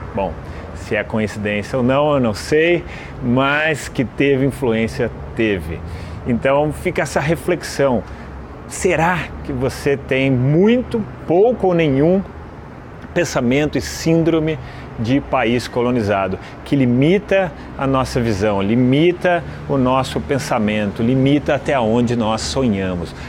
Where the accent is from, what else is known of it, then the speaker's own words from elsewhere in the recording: Brazil; Aqui no Brasil nós também estamos na América, então nós também somos americanos